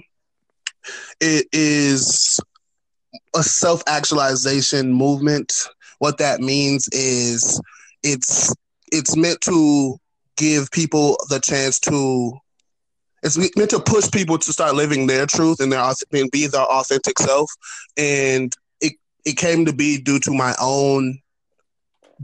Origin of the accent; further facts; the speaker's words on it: Minnesota, United States; that's where I was born